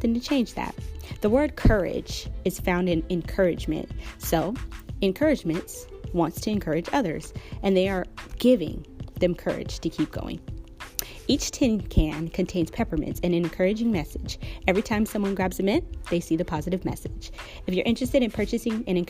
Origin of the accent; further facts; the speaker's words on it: Seattle, Washington, United States; my hometown, Seattle, Washington